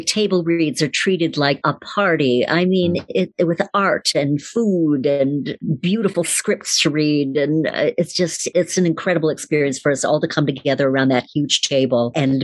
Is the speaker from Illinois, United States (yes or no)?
no; Detroit, Michigan, United States; I grew up in Detroit, Michigan, a very ethnic neighborhood